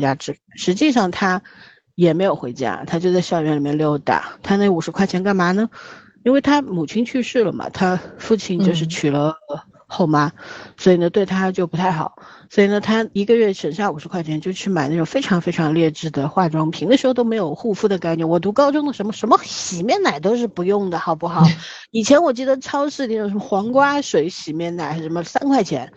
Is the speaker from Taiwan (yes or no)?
no; Shanghai, China; 我们上海是很朴素的